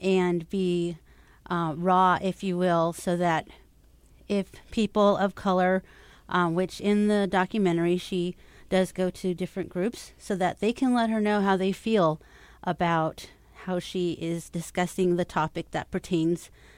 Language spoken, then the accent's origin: English; California, United States; moved away as an adult; also born or lived in Minnesota; now in Alexandria, Minnesota, United States; I have been living in Minnesota for about 13 years. I'm originally from California